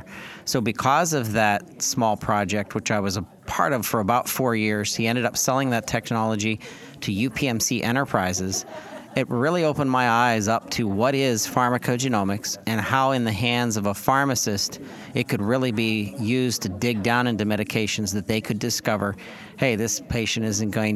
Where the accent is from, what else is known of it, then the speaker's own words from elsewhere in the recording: Pittsburgh, Pennsylvania, United States; you're also a fellow Pittsburgher, which is where I'm from as well